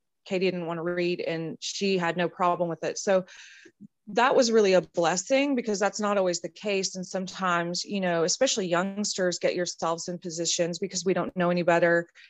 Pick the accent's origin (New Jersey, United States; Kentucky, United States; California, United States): California, United States; growing up in California in a small horse ranch in a very small town.